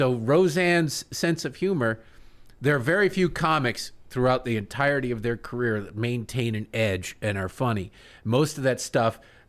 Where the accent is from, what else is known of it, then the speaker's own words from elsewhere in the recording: Michigan, United States; I'm from Michigan. Tim Allen, Michigan. Detroit.